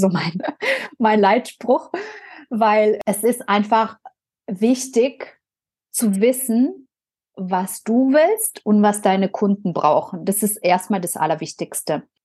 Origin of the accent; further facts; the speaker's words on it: Biberach an der Riß, Baden-Württemberg, Germany; da, wo ich herkomme, aus Biberach